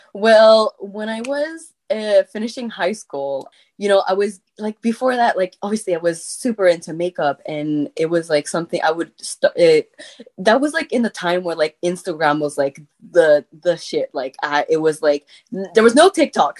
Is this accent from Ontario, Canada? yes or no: no; Quebec, Canada; accent: French; first language French; English is a second language; I had like this huge accent in English because like my first language is French